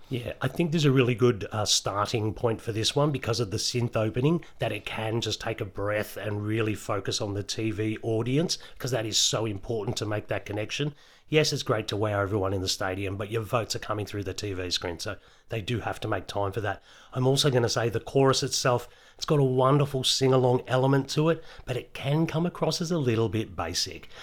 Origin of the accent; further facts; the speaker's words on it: Australia; if I wasn't Australian